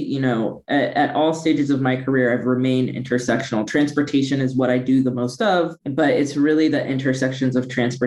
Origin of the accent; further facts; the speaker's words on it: Midwest, United States; moved away as an adult; also born or lived in San Francisco Bay Area, California; I'm originally from the Midwest. I left the Midwest to go to law school in the Bay at Stanford